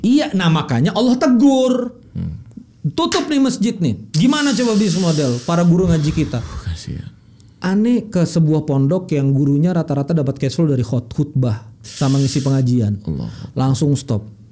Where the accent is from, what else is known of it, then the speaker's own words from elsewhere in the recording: Banjar, South Kalimantan, Indonesia; saya orang Banjar